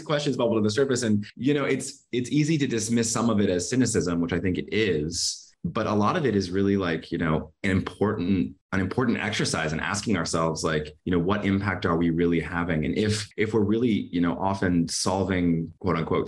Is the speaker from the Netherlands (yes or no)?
no; Midwest, United States; growing up in the Midwest